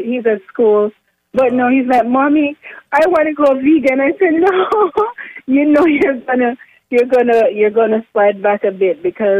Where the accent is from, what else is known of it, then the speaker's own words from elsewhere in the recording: Jamaica; also born or lived in Virginia; I'm from Jamaica, but I'm here in Virginia at this time.